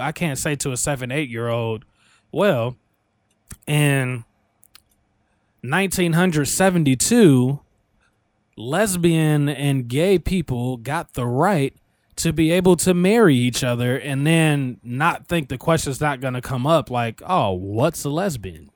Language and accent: English; Illinois, United States; in my hometown, I don't know if it's all of Illinois or if this was just my hometown